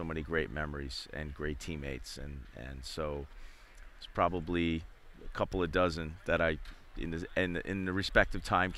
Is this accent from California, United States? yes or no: no; Philadelphia, Pennsylvania, United States; I grew up in Philadelphia